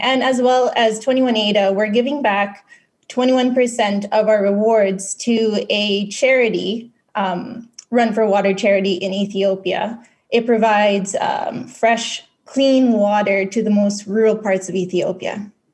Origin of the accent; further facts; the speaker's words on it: Philippines; now in Western Canada; I was born and raised in the Philippines